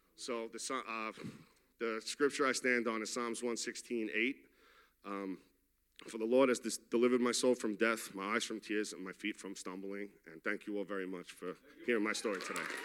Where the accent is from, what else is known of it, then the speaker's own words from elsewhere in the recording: New York City, New York, United States; I'm from Queens, New York.